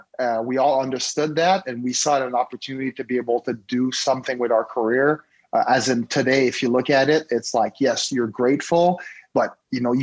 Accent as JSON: {"language": "English", "town": "Montreal", "region": "Quebec", "country": "Canada", "moved": "as an adult", "said": "I'm from Montreal, Canada."}